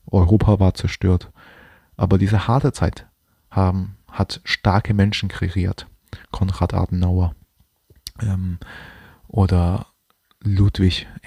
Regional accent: China; Ich bin zwar auch kein Deutscher, ich bin Chinese

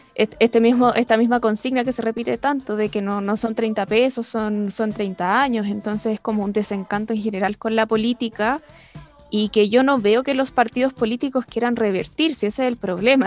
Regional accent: Chile; nosotros como chilenos y chilenas

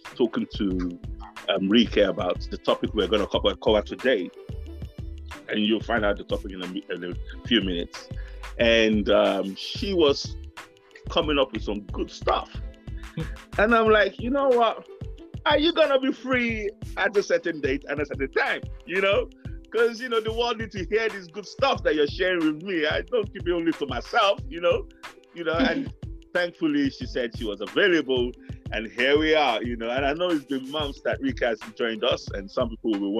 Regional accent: Nigeria; moved away; we lived with growing up in Africa, growing up in Nigeria

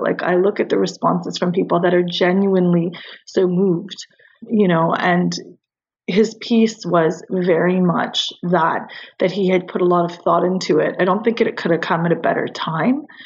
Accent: Canada; I'm Canadian

